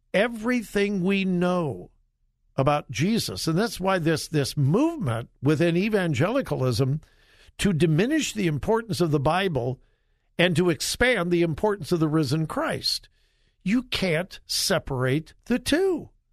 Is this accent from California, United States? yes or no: yes; California, United States; born or raised there; moved away